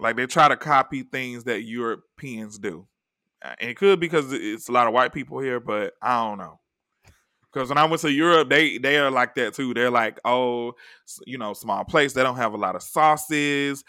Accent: the South, United States; now in Los Angeles, United States; I'm from the South

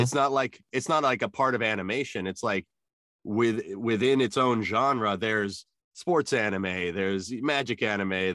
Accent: Albuquerque, New Mexico, United States; growing up in New Mexico, there was a lot of Native American and a lot of uh, Hispanic culture around me

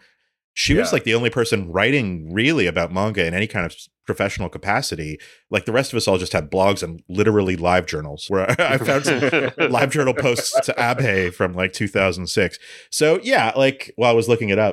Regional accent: Canada; I'm Canadian

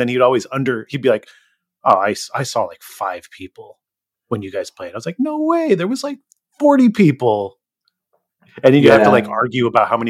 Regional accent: Gilroy, California, United States; we're from Gilroy

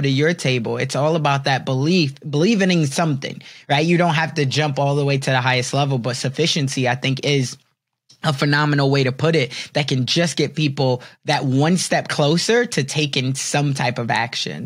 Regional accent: Chicago, Illinois, United States; I'm from Chicago

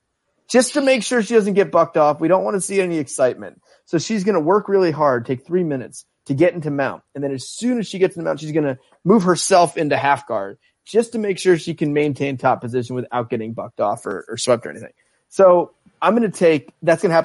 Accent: Northeast, United States; I'm from the Northeast, so sometimes I talk a little too fast

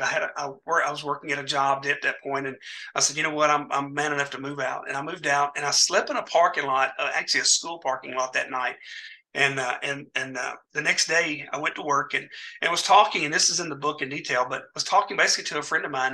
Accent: Dyersburg, Tennessee, United States; also born or lived in Mansfield, Tennessee; my hometown of Dyersburg, Tennessee

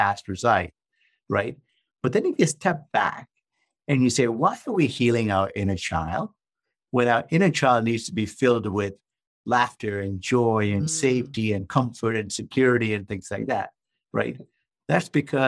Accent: Malaysia; now in San Diego, United States; I'm originally from Malaysia. Yeah, I was born in Malaysia. Came to the United States back in the mid-1980s

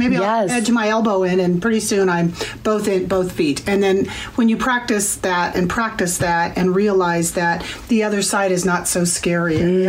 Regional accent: Bellevue, Washington, United States; Bellevue, Washington.

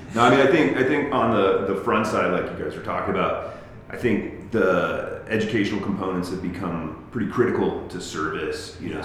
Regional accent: Colorado Springs, Colorado, United States; also born or lived in England / Denver; now in Salida, United States; I grew up in Colorado Springs

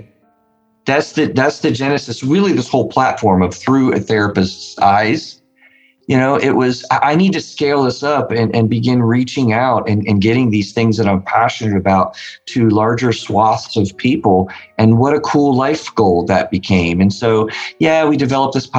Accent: West Virginia, United States; I'm from West Virginia, not the South

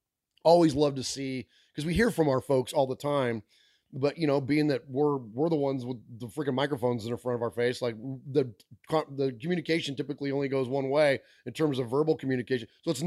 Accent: California, United States; also born or lived in Middle Tennessee; now in Tennessee, United States; we're from California, but we brought a Raider fandom to Middle Tennessee.

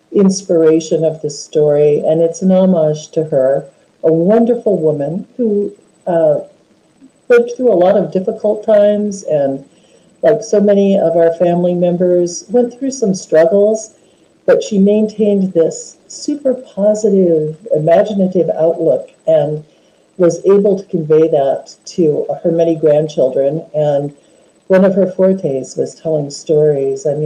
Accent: Homer, Alaska, United States; I was born and raised in Alaska

